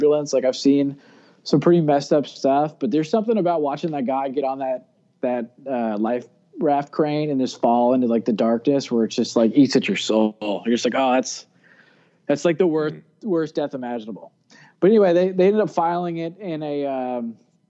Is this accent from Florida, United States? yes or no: yes; Florida, United States; I grew up in Florida on a barrier island